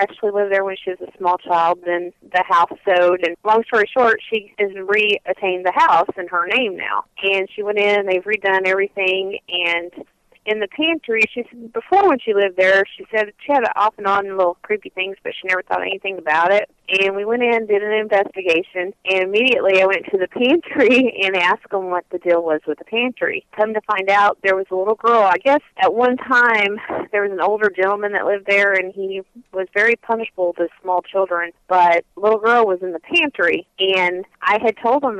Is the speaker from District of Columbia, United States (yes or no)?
no; Galicia, Illinois, United States; I'm originally from Galicia, Illinois